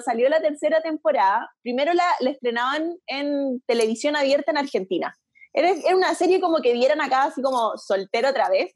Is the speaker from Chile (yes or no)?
yes; Antofagasta, Chile; also born or lived in United States; yo cuando volví a Antofa de Estados Unidos, de haber estado un año entero de intercambio